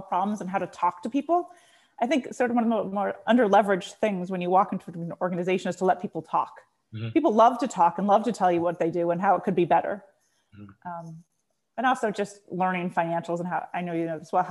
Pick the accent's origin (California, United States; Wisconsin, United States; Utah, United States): California, United States; San Diego; moved away; I grew up in San Diego